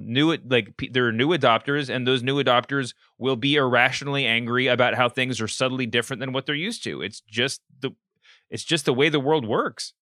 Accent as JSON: {"language": "English", "region": "Kentucky", "country": "United States", "tie": "born or raised there", "said": "I grew up in Kentucky where, um, Colonel is an official state awarded designation"}